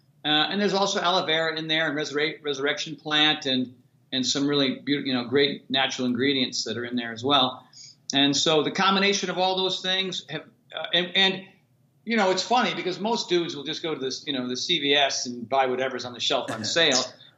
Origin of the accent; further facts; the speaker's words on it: Connecticut, United States; now in California, United States; So when I moved out to California from Connecticut, the sun's out here, 325 days out of the year.